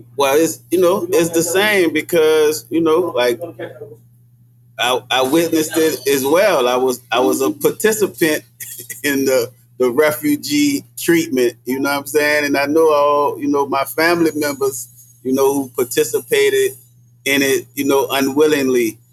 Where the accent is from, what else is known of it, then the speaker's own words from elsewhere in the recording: New Orleans, Louisiana, United States; when I grew up in the Desire Project